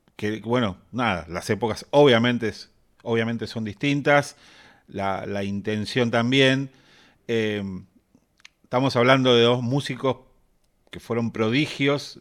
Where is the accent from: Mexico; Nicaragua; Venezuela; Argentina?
Argentina; que somos argentinos